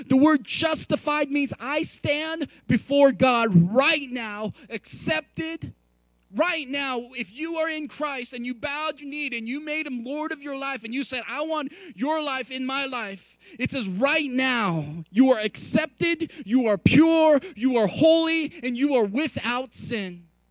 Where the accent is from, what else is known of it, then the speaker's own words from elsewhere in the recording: San Francisco, California, United States; also born or lived in Texas; now in Colorado, United States; I grew up in San Francisco, California